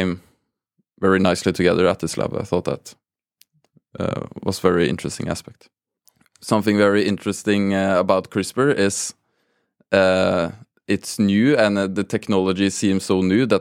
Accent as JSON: {"language": "English", "region": "Oslo", "country": "Norway", "tie": "born or raised there", "also_born_or_lived": "Tromsø", "said": "born and raised in Oslo"}